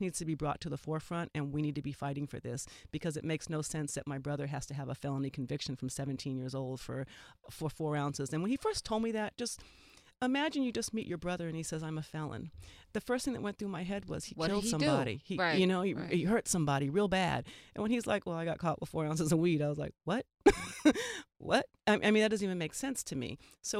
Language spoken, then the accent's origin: English; Colorado, United States; I grew up in Colorado and University of Colorado in a very white world.